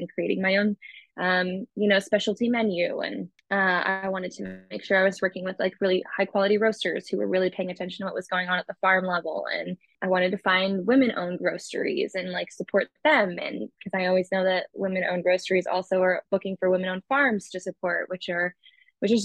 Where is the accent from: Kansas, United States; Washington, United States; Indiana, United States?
Kansas, United States; Leavenworth; also born or lived in Austin, Texas; now in Kansas City, United States; I'm from Kansas City originally. I'm from Leavenworth, really. Grew up there.